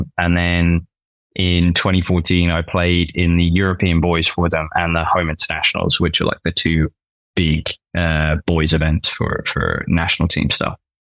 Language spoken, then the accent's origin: English; England, United Kingdom; also born or lived in Dalkey, Ireland (family); now in New York, United States; I was born in England, unfortunately, I like to say. But I do consider myself more Irish than British to a certain extent.